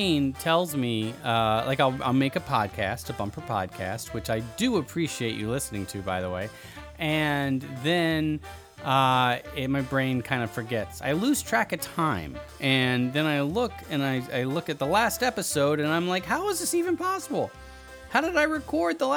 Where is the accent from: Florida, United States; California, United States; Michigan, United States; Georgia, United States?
Georgia, United States; moved away; I'm from the South, right? I'm originally from Georgia